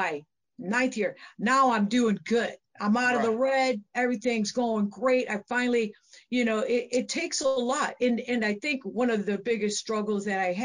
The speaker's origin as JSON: {"language": "English", "town": "Aurora", "region": "Illinois", "country": "United States", "also_born_or_lived": "Oswego, Illinois", "said": "I'm from Aurora, Illinois, originally, and my club is in Oswego"}